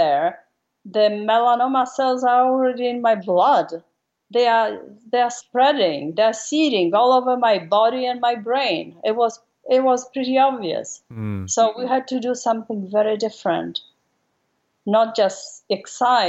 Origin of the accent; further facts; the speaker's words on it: Warsaw, Masovian Voivodeship, Poland; moved away as an adult; now in United States; I was raised and grew up in Warsaw, in the middle of the country.